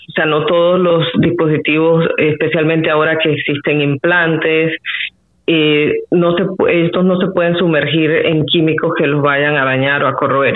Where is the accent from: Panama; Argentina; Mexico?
Panama